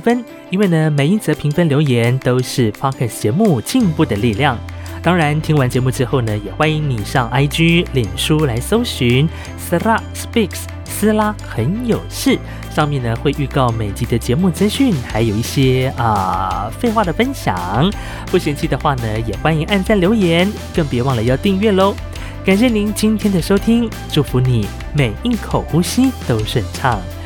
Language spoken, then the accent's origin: Chinese; Hualien County, Taiwan; 我是来自华联阿美族的